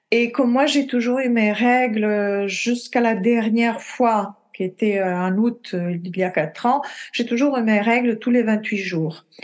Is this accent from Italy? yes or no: yes; Italy; now in France; euh, je suis italienne d'origine. J'ai vécu dans beaucoup de pays